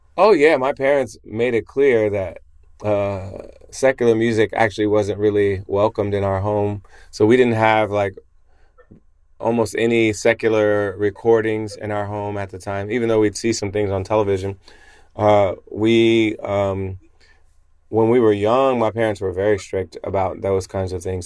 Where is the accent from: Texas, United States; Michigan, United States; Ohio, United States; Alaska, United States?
Ohio, United States; Springfield; I grew up in the Pentecostal church in Springfield, Ohio.